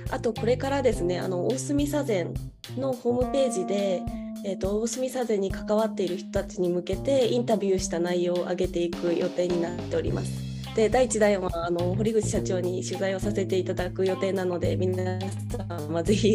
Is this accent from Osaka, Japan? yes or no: yes; Osaka, Japan; moved away as an adult; now in Tokyo, Japan; もともとは大阪出身で、えっ、っている本業を機に2020年に上京してきたんですけれども